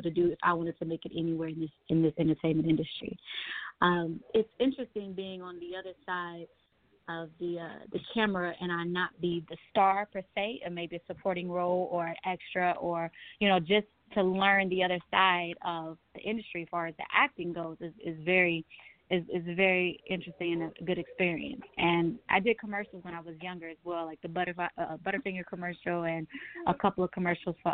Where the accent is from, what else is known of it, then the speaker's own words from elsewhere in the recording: Houston, Texas, United States; also born or lived in Kansas City, Missouri; now in Atlanta, United States; I am from Kansas City, Missouri, but I was raised in Houston and then made my way to Atlanta, Georgia